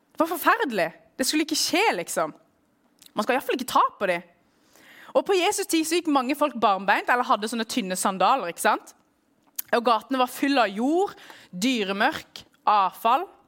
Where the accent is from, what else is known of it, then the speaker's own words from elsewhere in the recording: Norway; also born or lived in Middle East; jeg vokst opp i Norge